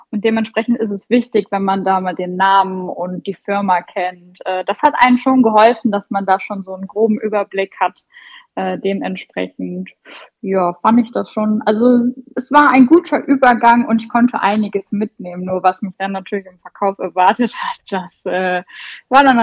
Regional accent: North Rhine-Westphalia, Germany; Also ich komme ja aus dem Sauerland und äh, mein Standort ist Teil von einer großen Gruppe.

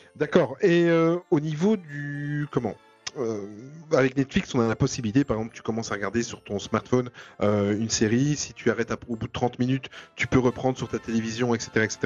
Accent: Belgium; nous en Belgique

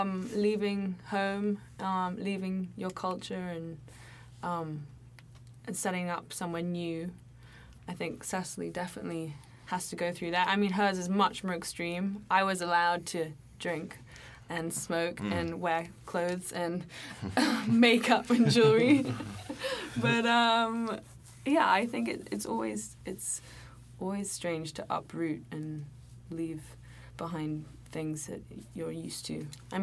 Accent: England, United Kingdom; accent: English; Yeah, I am losing my English accent there. When I go home, people are like, what is wrong with you?

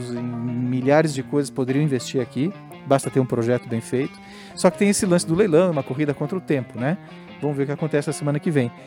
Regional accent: Caxias do Sul, Rio Grande do Sul, Brazil; Eu já sou meio macaco velho, eu sou de Caxias, né?

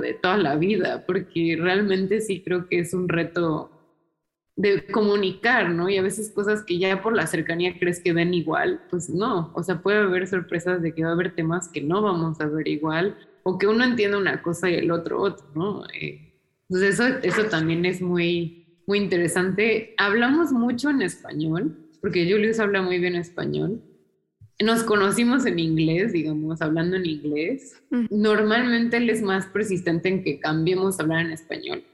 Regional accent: Mexico; moved away as an adult; also born or lived in New York, United States / Bilbao, Spain; now in Berlin, Germany; México es el lugar donde yo nací y crecí

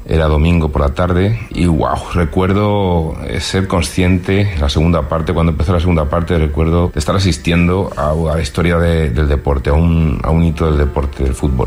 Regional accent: Montevideo, Uruguay; soy uruguayo, soy muy futbolero. El 22 de junio del 86 yo tenía 17 años, vivía en Uruguay, en Montevideo

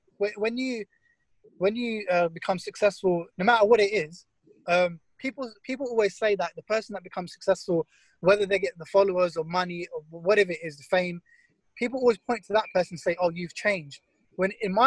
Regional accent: Essex, East of England, United Kingdom; growing up in Essex

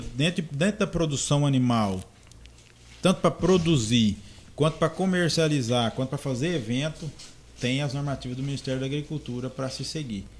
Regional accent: Goiás, Brazil; moved away as an adult; also born or lived in Doverlândia, Goiás; now in Confresa, Brazil; Eu nasci e me criei em algumas fazendas em Goiás

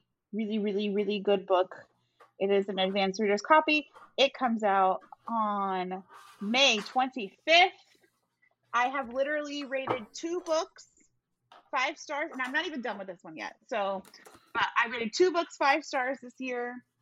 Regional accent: Texas, United States; as is my right as a Texan.

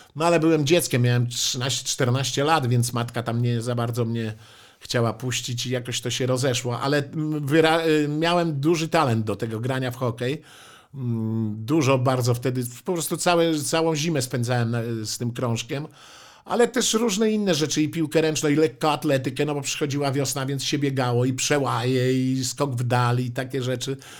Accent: Warmian-Masurian Voivodeship, Poland; moved away; also born or lived in Warsaw; pochodzę z Mazur

